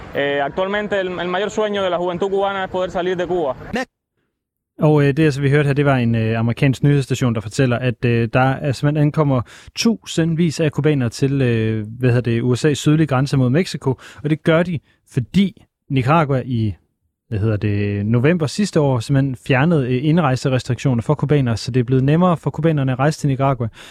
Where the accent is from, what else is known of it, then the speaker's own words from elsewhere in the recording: Aalborg, North Denmark Region, Denmark; Men nu er jeg vokset op i Aalborg